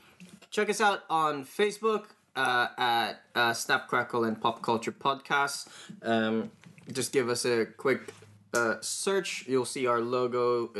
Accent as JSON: {"language": "English", "country": "Greece", "said": "No, I'm from Greece. I have no idea about these types of things."}